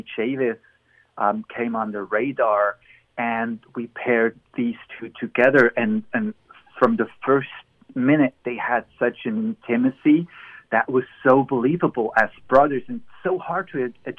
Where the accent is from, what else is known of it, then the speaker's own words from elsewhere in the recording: Emmental, Bern, Switzerland; now in Los Angeles, United States; I grew up in the Emmental. That's a mountainous valley near the capital, Bern